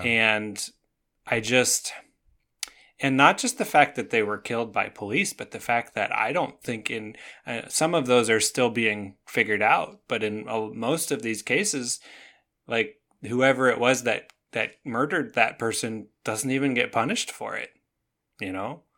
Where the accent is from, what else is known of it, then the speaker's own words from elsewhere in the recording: Canada; now in United States; I grew up in Canada